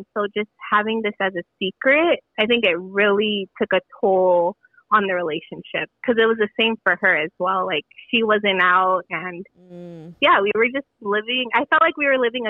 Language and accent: English; Los Angeles, California, United States; So I'm from LA, close to, like, East LA, Pasadena area.